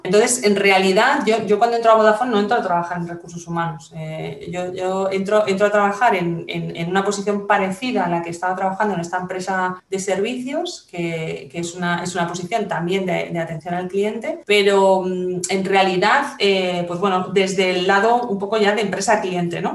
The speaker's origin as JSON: {"language": "Spanish", "country": "Spain", "said": "los españoles, bueno, tenemos una forma de hablar eh, determinada por nuestra, por nuestra cultura"}